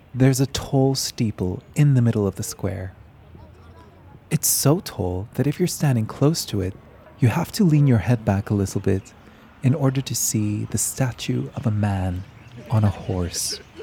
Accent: South Africa; now in Bishkek, Kyrgyzstan; as a South African, I come from a country

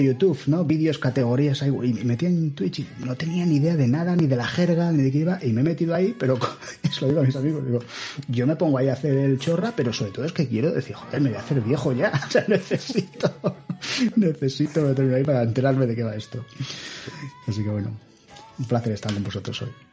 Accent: Seville, Andalusia, Spain; moved away as an adult; also born or lived in Cádiz; now in Madrid, Spain; nací en Cádiz, se os puedo decir que soy de Sevilla, aunque no, no parezca y me vine a Madrid cuando acabé la universidad

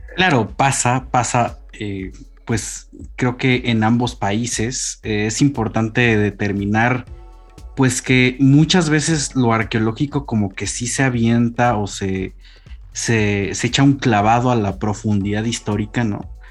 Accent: Mexico; como arqueólogo mexicano

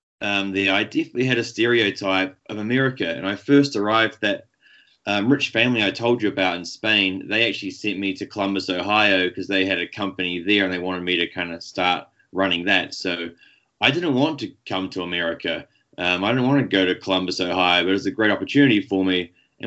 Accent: Nelson, New Zealand; moved away as an adult; now in Denver, United States; I grew up in New Zealand. So my first 21 years I spent in New Zealand, and I just graduated from university in New Zealand.

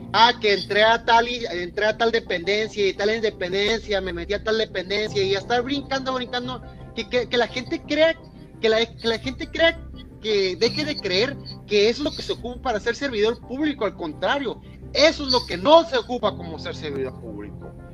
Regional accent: Mexico; nosotros como mexicanos

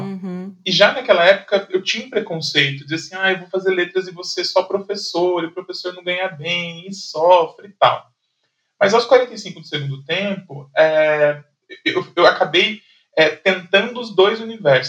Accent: São José dos Campos, São Paulo, Brazil; eu trabalhava em São Paulo, mas eu sou de São José dos Campos

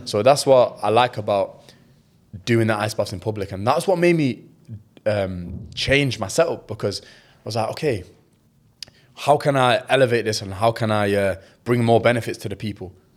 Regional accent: England, United Kingdom; as a Pakistani, as a British Pakistani

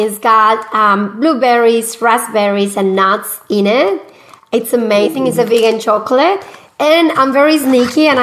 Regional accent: Medellín, Antioquia, Colombia; English is a second language; moved away as an adult; now in Australia; I am originally from Colombia, from Medellin, Colombia

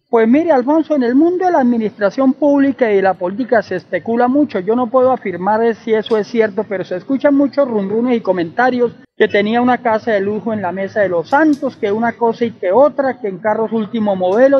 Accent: Lebrija, Santander, Colombia

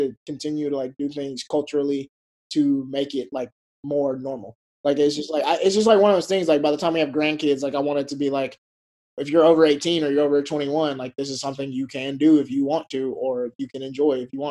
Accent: Mississippi, United States; now in Los Angeles, United States; I'm from Mississippi, so like, the only good jobs for women were like teacher or nurse. So like, I would just see all these beautiful women in scrubs all the time as a kid

